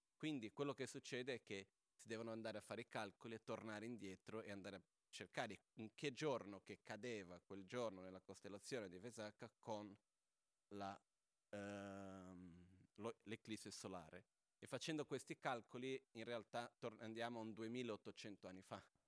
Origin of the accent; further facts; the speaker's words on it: Brazil; now in Italy; sono brasiliano